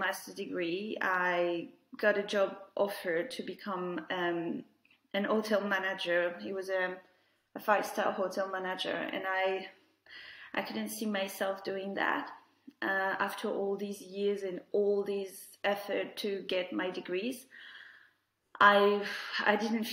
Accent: France; moved away as an adult; now in United Kingdom; I was born in France, where I was where I grew up and where I had my main education.

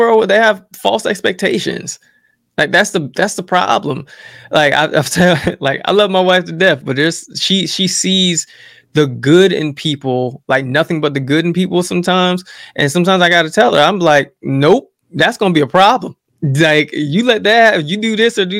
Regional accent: Jersey City, New Jersey, United States; that's where I come from Jersey City

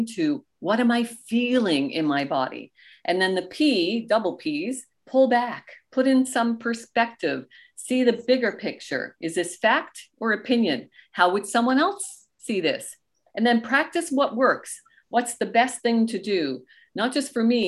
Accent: Canada; also born or lived in Goderich, Ontario; we are Canadian

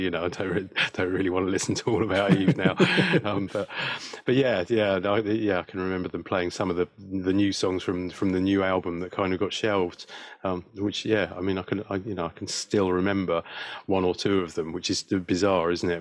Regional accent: West Sussex, South East England, United Kingdom; also born or lived in South London; I was brought up in in, in West Sussex, really. So yeah, on the south coast

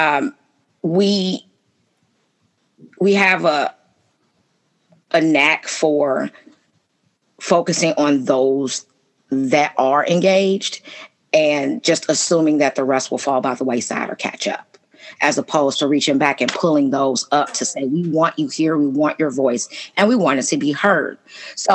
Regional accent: Chicago, Illinois, United States; moved away as an adult; now in Bloomington, United States; I came from Chicago, was born and raised in Chicago.

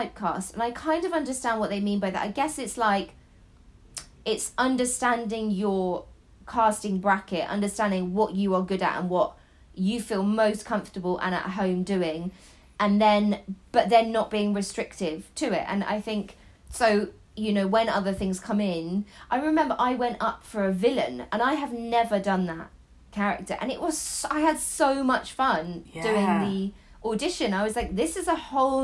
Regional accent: Devon, South West England, United Kingdom; I grew up in Devon, but my dad is Dutch. My granddad was from Iran. My mum is Irish.

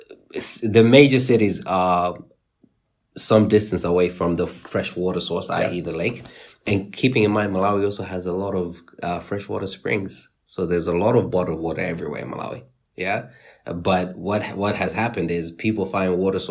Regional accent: Nottingham, East Midlands, United Kingdom; where I grew up in Nottingham.

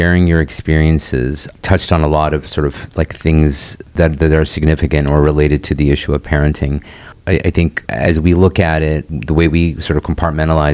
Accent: United States; I'm American

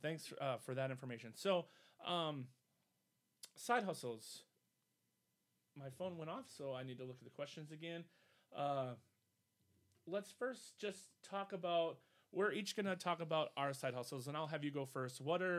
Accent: Midwest, United States; We're from the Midwest, so we don't really like talking about ourselves.

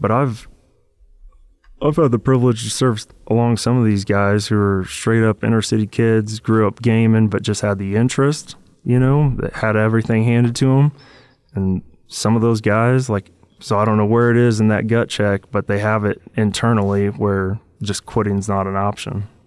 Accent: Washington, United States; growing up in Washington State

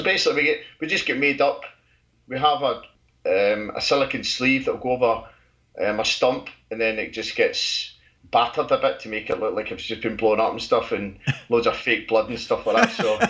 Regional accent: just outside Glasgow, Scotland, United Kingdom; now in Colchester, United Kingdom; I'm from Scotland, just outside Glasgow.

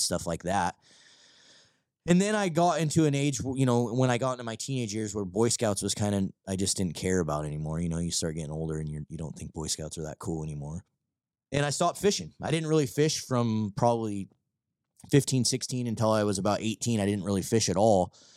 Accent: Vancouver, Washington, United States; also born or lived in Longview, Washington / Battle Ground, Washington; I was from, like, downtown Vancouver

